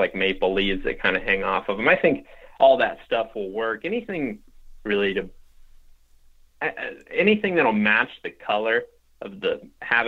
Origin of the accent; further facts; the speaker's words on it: Western Ohio, United States; now in Iowa, United States; I grew up in Western Ohio